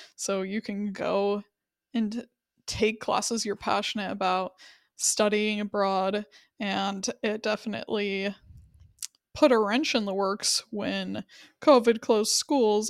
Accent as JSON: {"language": "English", "region": "Wyoming", "country": "United States", "said": "I was from Wyoming."}